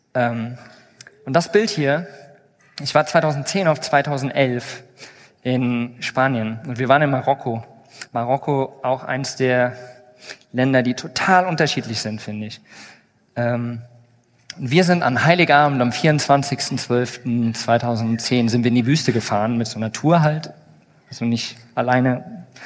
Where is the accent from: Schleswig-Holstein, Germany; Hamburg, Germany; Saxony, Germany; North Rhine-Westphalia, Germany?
Saxony, Germany; Plauen; Ich bin übrigens auch hier, naja, mehr oder weniger in der Nähe geboren, in Plauen, was nicht ganz so weit weg ist.